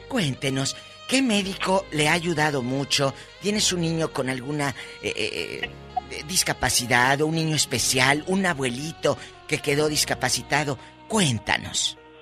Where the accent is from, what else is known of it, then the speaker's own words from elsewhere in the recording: Matamoros, Tamaulipas, Mexico; por mi tierra, en Matamoros